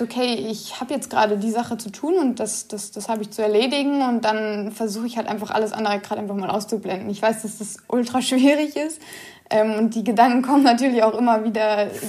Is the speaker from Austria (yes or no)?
no; Karlsruhe, Baden-Württemberg, Germany; also born or lived in Giessen; ich bin in Gießen geboren, allerdings in Karlsruhe aufgewachsen